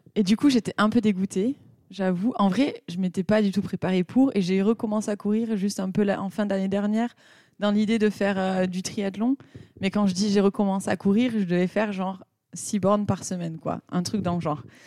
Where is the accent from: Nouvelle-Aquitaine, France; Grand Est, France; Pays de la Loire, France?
Nouvelle-Aquitaine, France; Pau; now in Nuremberg, Germany; j'habite à Nuremberg. je viens de Pau, meilleure ville de France